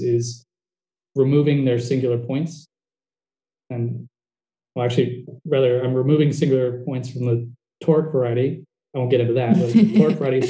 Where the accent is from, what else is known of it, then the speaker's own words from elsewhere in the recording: New Jersey, United States; now in Bend, United States; I'm from New Jersey, but I live in Bend, which is about 4 hours south of Portland